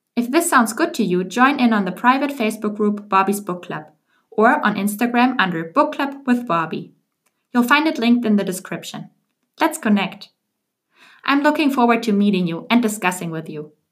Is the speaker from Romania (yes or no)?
no; Germany; English is a second language; moved away as an adult; also born or lived in Paris / Washington, D.C. / Geneva; now in Amsterdam, Netherlands; I was born and raised in Germany, but the last couple of years I moved around a lot.